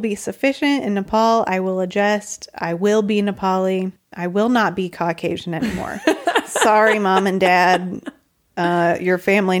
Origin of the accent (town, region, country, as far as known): United States; moved away